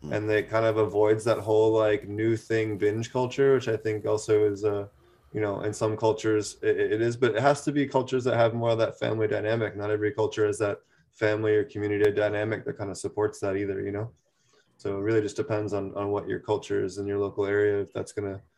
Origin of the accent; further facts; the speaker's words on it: Philadelphia, Pennsylvania, United States; I was growing up on the East Coast in Philly